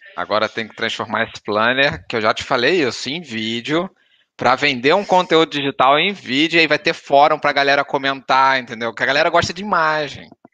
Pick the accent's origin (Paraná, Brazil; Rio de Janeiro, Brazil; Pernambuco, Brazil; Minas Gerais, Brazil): Rio de Janeiro, Brazil; now in Portugal; a gente é carioca